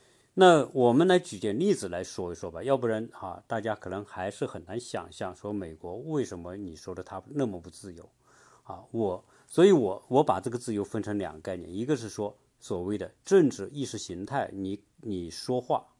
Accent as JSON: {"language": "Chinese", "country": "China", "moved": "yes", "lives_now": "United States", "said": "你比如说我们中国人，"}